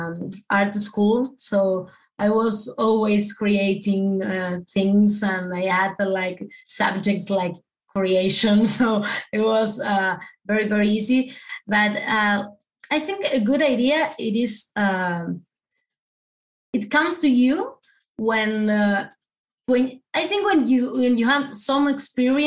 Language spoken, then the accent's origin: English; Argentina; first language Spanish; English is a second language; I'm from Argentina, so you know we speak Spanish.